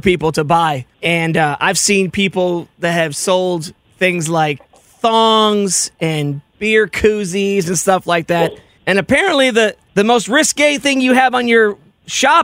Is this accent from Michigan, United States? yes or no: no; Rochester, New York, United States; I'm from Rochester, New York